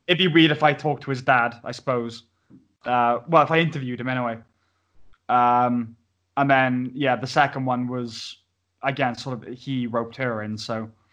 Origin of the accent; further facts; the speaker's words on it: Pontypridd, Wales, United Kingdom; i am from Pontypridd